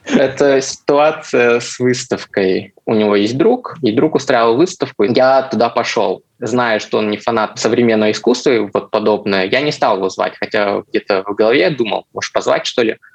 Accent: Chelyabinsk, Chelyabinsk Oblast, Russia; я сам не из Москвы, а из Челябинска

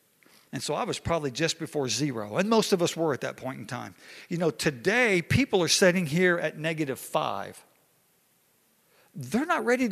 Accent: Hot Springs, Arkansas, United States; me growing up in Hot Springs, Arkansas

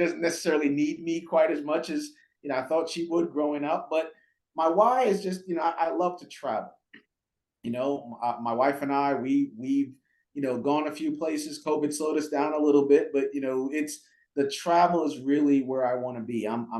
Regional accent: Jamaica; Well, so I was born in Jamaica, okay? And raised, my mom, you know, raised myself and my sister on her own, a single parent.

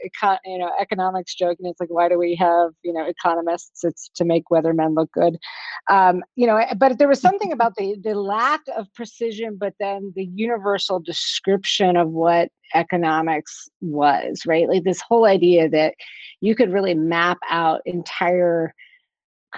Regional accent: Pittsburgh, Pennsylvania, United States; I grew up just outside of Pittsburgh, Pennsylvania.

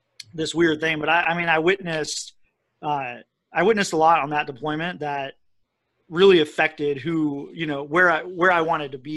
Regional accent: Colorado, United States; I grew up in Colorado with, you know, my dad was really into hiking and camping and fishing, and so I was just outside a lot

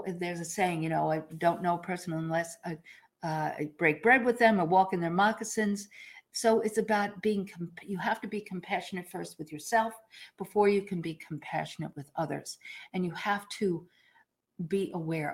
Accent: New York, United States; I'm a New Yorker

